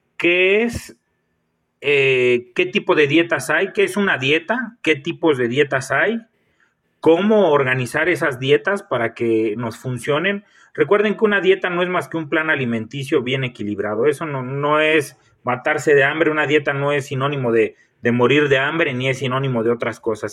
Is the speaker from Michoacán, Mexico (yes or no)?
yes; Michoacán, Mexico; soy nacido en Michoacán